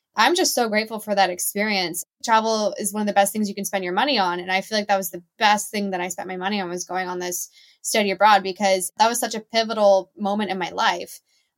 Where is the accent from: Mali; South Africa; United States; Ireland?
United States; Seattle, Washington; also born or lived in Charlotte, North Carolina; now in Southern California, United States; So I was actually born in Charlotte, North Carolina, and then I grew up in Seattle. So we moved when I was pretty young. I grew up in the Seattle suburbs